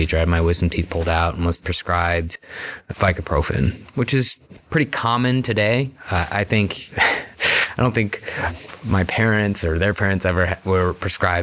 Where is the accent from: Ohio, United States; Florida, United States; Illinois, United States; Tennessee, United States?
Ohio, United States; Beachwood; I grew up in Beechwood, you know, normal kind of upbringing